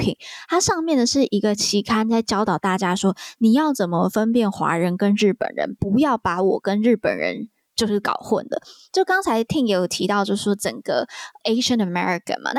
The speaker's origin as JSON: {"language": "Chinese", "country": "Taiwan", "said": "因为身为台湾人"}